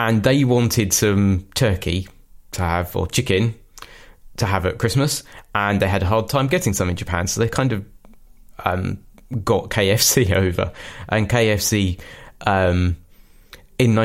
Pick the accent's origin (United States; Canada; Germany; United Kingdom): United Kingdom; we in the UK, we have the Queen's speech